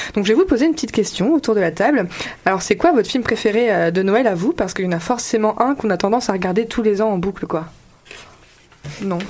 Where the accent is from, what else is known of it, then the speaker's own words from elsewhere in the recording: eastern France, France; now in Montreal, Canada; en France en particulier dans l'est d'où je viens, côté de l'Allemagne